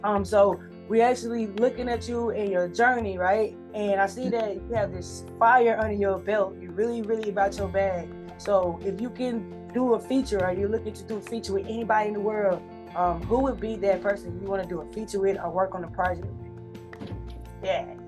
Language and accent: English; Mississippi, United States; I'm from Mississippi